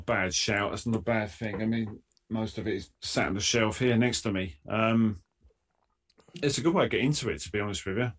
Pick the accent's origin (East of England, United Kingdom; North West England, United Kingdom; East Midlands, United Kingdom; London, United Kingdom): East of England, United Kingdom; Essex; I'm from Essex